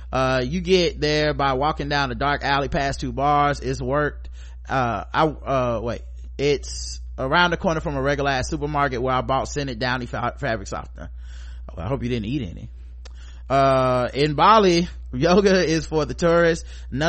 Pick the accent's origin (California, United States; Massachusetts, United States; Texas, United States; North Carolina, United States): Massachusetts, United States; Boston; from growing up in Boston, home of the Super Bowl champions of gaslighting racist white liberals